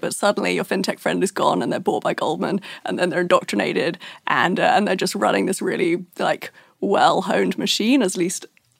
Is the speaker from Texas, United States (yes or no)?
no; Brooklyn, New York, United States; accent: Brooklyn; And now my Brooklyn accent, can't tell.